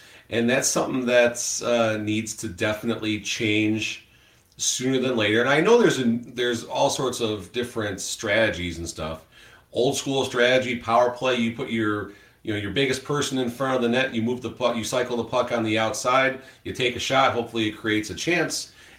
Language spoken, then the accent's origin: English; Chicago, Illinois, United States; moved away; I'm from Chicago.